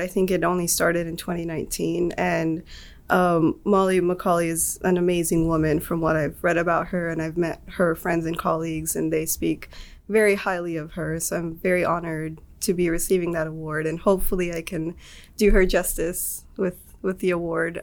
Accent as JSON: {"language": "English", "town": "Atlanta", "region": "Georgia", "country": "United States", "tie": "born or raised there", "moved": "as an adult", "lives_now": "Auburn, United States", "said": "I am from Atlanta. Okay. Um, grew up there."}